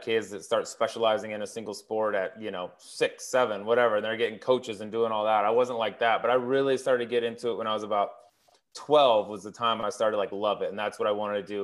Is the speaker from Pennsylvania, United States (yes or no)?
no; Colorado, United States; I grew up in Colorado